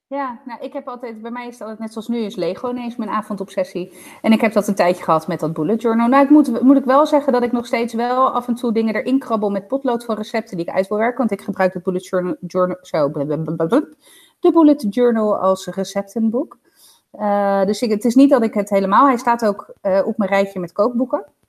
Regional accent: Zoetermeer, South Holland, Netherlands; uit Zoetermeer

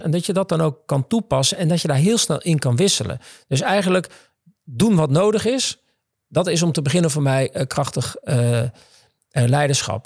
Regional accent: Netherlands; ik ben opgegroeid in Zwifterband

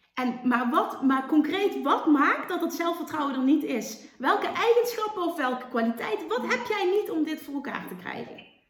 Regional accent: Limburg, Netherlands; accent: Limburgs; ik heb een Limburgs accent

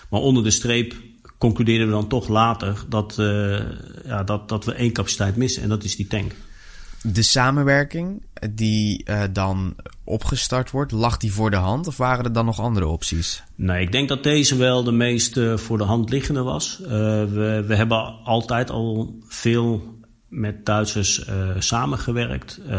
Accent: Netherlands; En wij hebben als Nederlanders gezegd, wij willen daar graag aan meedoen...

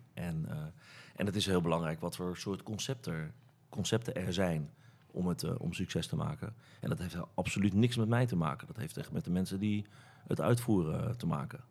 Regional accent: Rotterdam, South Holland, Netherlands; ik kom uit, het oude noorden in Rotterdam

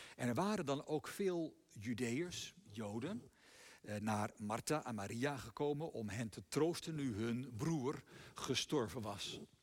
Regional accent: Netherlands; wij zelf als Nederlanders

